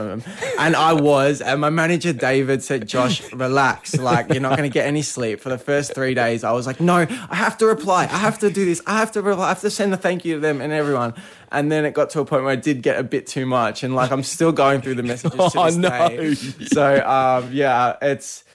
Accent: Melbourne, Victoria, Australia; moved away as an adult; now in Adelaide, Australia; I'm from Melbourne, grew up in Melbourne all my life, and this is the first time I was leaving home

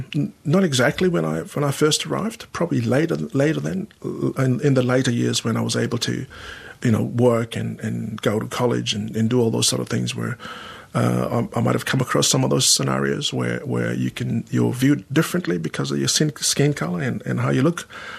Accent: Sydney, New South Wales, Australia; At that time, there wasn't a lot of Pacific Islanders where I grew up in Sydney. I started off in Sydney.

